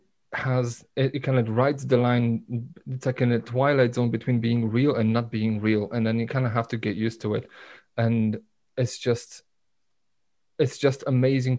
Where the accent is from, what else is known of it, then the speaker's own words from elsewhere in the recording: Poland; moved away; in my hometown, where we didn't have a proper cinema